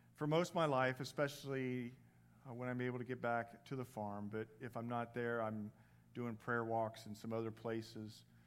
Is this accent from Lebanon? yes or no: no; Indiana, United States; accent: Midwest; moved away; I'm originally from the Midwest.